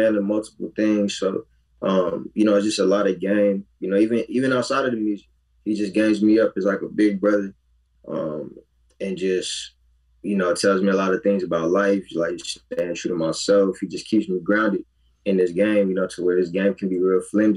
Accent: Los Angeles, California, United States; Born and raised in the Crenshaw district

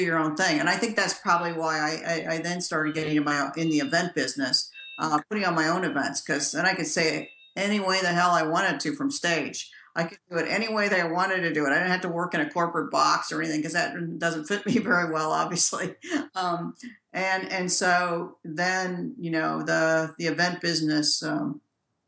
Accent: Gary, Indiana, United States; I'm from Gary, Indiana. That's a rough place to grow up.

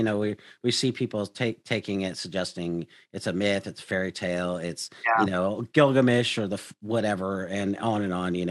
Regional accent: Seattle, Washington, United States; I grew up in Seattle, and so I talked with atheists all the time.

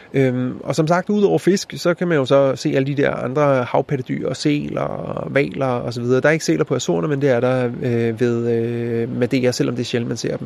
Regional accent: Denmark; som dansker

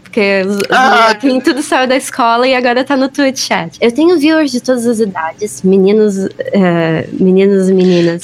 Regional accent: Brazil; eu sou brasileira

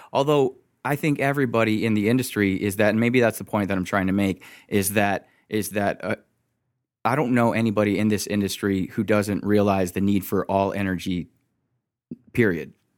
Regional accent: Michigan, United States; I'm from Michigan

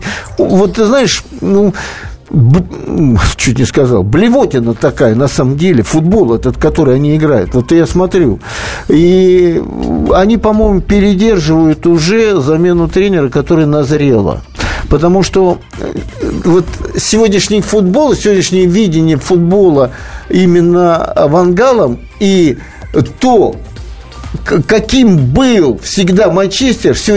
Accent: Tula, Tula Oblast, Russia; Я сам туляк, э, вырос в Туле

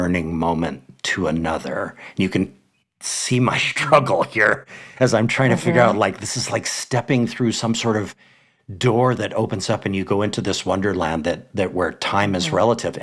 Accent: Hawaii, United States; in Hawaii, my home state

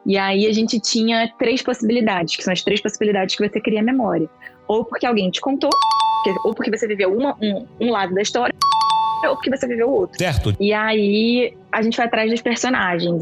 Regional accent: Rio de Janeiro, Brazil; moved away as an adult; now in São Paulo, Brazil; Eu sou do Rio

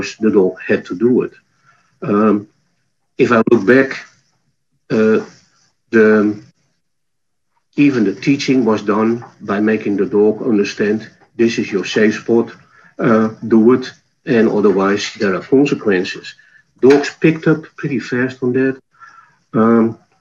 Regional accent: Netherlands; accent: Dutch; moved away; My accent is from the Netherlands

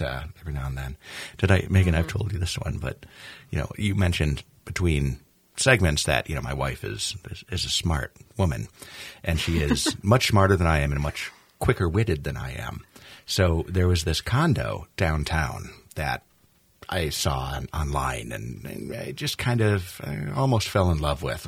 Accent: New York, United States; now in Minnesota, United States; as a New Yorker

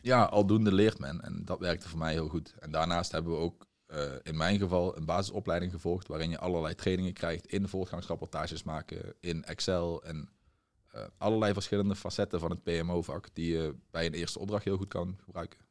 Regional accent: Limburg, Netherlands; moved away as an adult; also born or lived in Tilburg, North Brabant; oorspronkelijk afkomstig uit Limburg, maar ik ben verhuisd naar Brabant om een studie commerciële economie te volgen in Tilburg

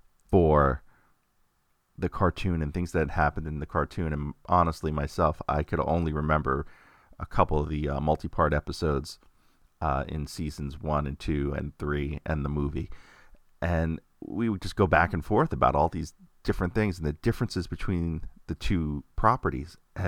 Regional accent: Queens, New York, United States; It's me growing up in Queens, New York, going to IS-119 in Glendale, Queens, and walking home to Middle Village with my friends, Greg and Corey

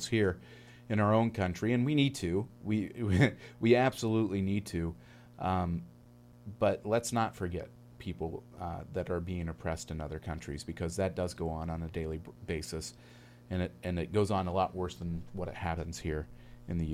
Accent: Northern Indiana, United States; I come from Northern Indiana as well

